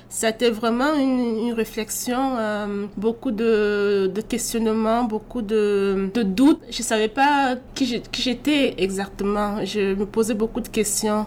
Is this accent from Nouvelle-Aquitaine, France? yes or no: yes; Bordeaux, Nouvelle-Aquitaine, France; moved away as an adult; also born or lived in Cameroon; now in Quebec, Canada; je suis euh, née au Cameroun et j'ai grandi en France à Bordeaux.